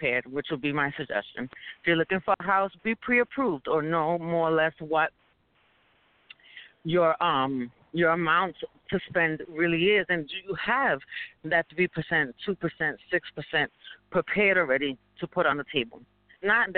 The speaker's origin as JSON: {"language": "English", "town": "New York City", "region": "New York", "country": "United States", "said": "we're from New York City"}